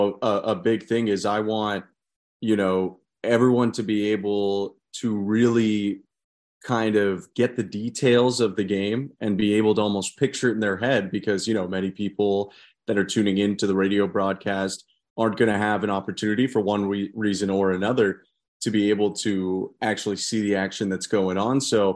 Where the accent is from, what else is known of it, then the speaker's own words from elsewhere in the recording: Toronto, Ontario, Canada; for me growing up in Toronto